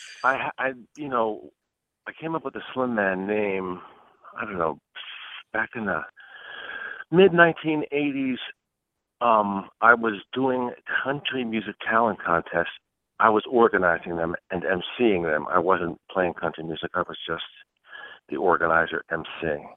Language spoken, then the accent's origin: English; Baltimore, Maryland, United States; moved away; How are things in my hometown of Baltimore, Maryland?